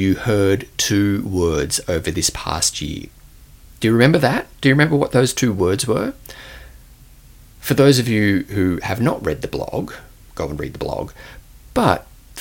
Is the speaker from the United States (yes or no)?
no; Australia; accent: Australian; my Australian accent